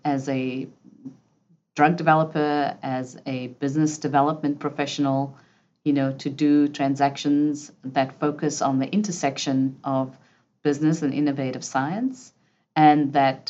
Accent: South Africa; moved away; I grew up in South Africa under apartheid

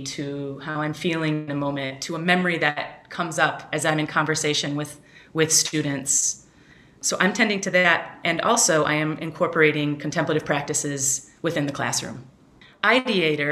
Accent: Chicago, Illinois, United States; moved away as an adult; also born or lived in West Michigan; I grew up in Chicago from age 6 to 18 in Chicagoland area, and then I moved away for 22 years. I came back 5 years ago.

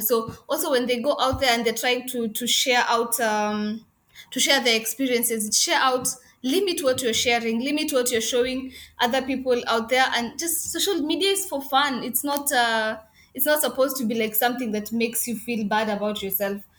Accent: Kenya; moved away as an adult; also born or lived in Afghanistan; now in Dubai, United Arab Emirates; I'm Kenyan

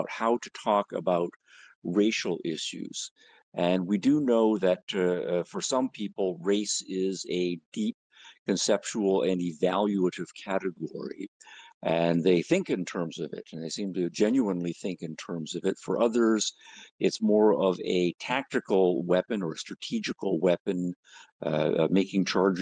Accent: Canada; moved away as an adult; now in United States; I grew up in Canada

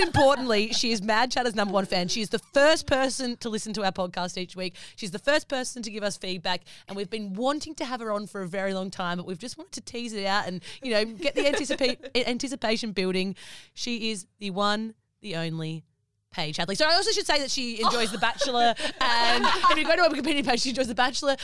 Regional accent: Adelaide, South Australia, Australia; we don't have that in Adelaide

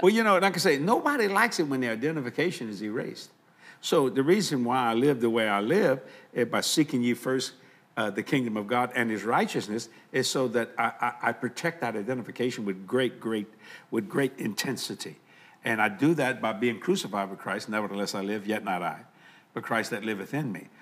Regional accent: United States; I'm very proud of being called an American

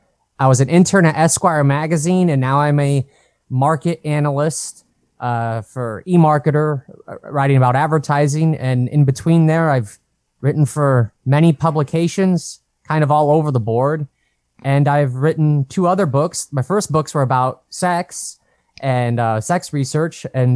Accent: Brainerd, Nebraska, United States; moved away as an adult; also born or lived in Lincoln / Detroit; now in New York City, United States; So I'm from Brainerd, Nebraska. That's what led me to write the book. I lived in a town of 300 people for the first 19 years of my life.

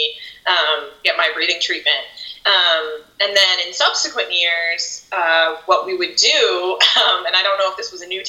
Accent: Nova Scotia, Canada; now in United States; growing up in Canada

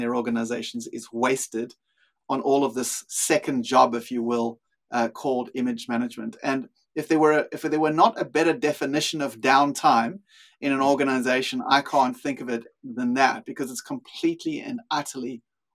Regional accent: South Africa; accent: South African; moved away as an adult; also born or lived in Australia / Europe; now in Sydney, Australia; My accent is actually South African. I've lived in Australia for 20 something years. I lived in Europe for a while as well and worked there in the same field. But yeah, grew up in South Africa

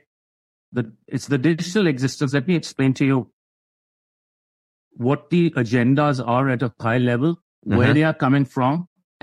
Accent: India; moved away as an adult; now in United States; I originally came from India. I grew up in India. I came here in my early 20s.

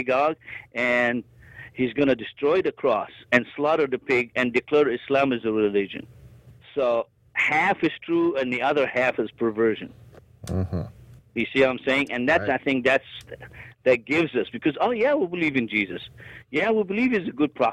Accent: Egypt; moved away; I'm the son of Egypt

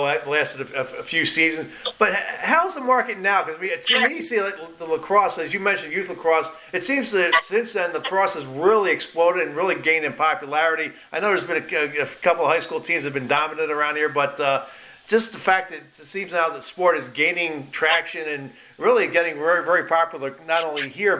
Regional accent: Philadelphia, Pennsylvania, United States; now in Albany, United States; I grew up in Philadelphia

